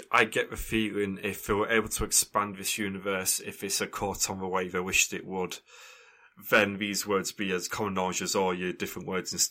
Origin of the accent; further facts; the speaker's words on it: Canada; I'm Canadian.